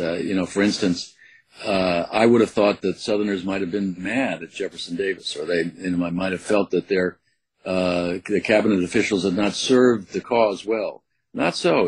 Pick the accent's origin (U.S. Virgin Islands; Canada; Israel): U.S. Virgin Islands; I had a childhood growing up in St. Croix, which was an unusual childhood.